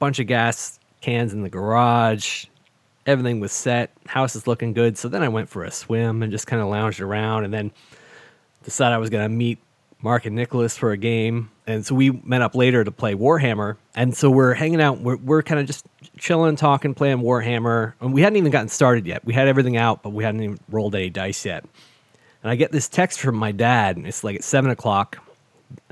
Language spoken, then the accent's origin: English; Canada; growing up as a kid in Canada